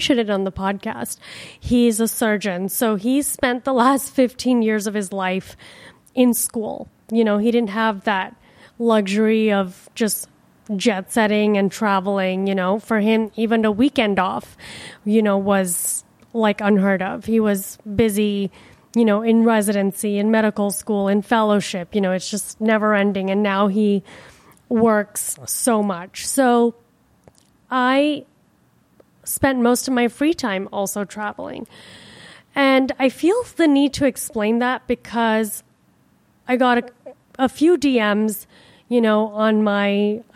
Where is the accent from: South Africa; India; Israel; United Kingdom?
India; now in Miami, United States; I am from India